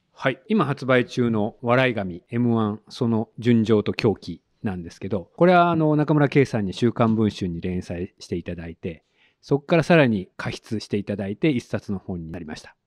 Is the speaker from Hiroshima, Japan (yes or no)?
yes; Hiroshima, Japan; 広島県です